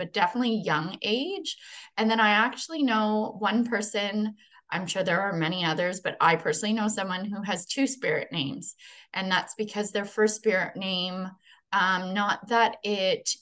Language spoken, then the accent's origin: English; Treaty 1, Manitoba, Canada; now in Niagara region, Canada; But I'm originally from Treaty 1, Manitoba, where I was born and raised